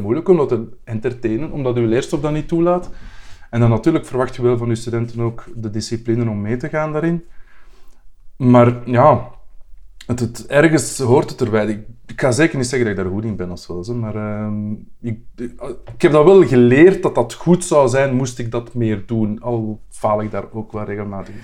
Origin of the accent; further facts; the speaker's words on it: Brussels, Brussels-Capital Region, Belgium; als Brusselaar